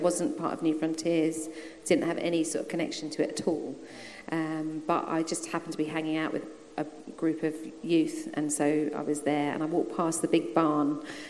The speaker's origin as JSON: {"language": "English", "region": "South East England", "country": "United Kingdom", "tie": "born or raised there", "also_born_or_lived": "Australia / London", "said": "So I was born in Australia, then we came back to England and lived with my nan around kind of Purley Way, that sort of thing. Then we went back to Australia, then we came back to England, lived around there again, and then I was in Redhill and then Crawley Down, Turner's Hill"}